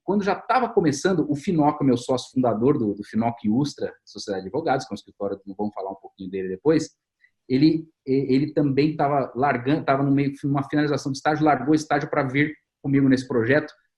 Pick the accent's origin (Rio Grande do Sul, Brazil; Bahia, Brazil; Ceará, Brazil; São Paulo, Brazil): São Paulo, Brazil; Campinas; Aqui em Campinas é o lugar de onde eu sou